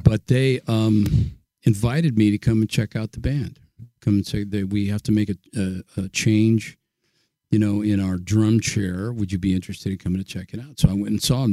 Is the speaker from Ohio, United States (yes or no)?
no; Pleasanton, California, United States; born or raised there; also born or lived in Oakland, California